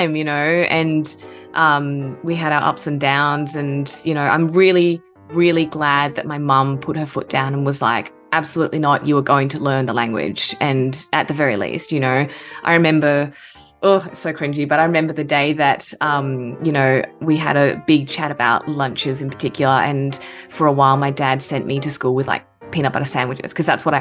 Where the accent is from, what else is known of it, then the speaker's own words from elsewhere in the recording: Perth, Western Australia, Australia; moved away as an adult; also born or lived in Japan; now in Melbourne, Australia; I was born in Japan and moved over to Australia when I was really little with my parents. Grew up in Western Australia, actually. So my parents settled in Perth